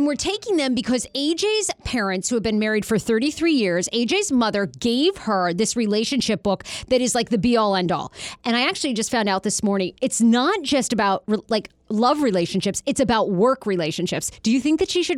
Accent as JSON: {"language": "English", "region": "Maine", "country": "United States", "tie": "born or raised there", "said": "I am from Maine. That's what you do. I grew up with, my grandparents had a shotgun behind every door loaded"}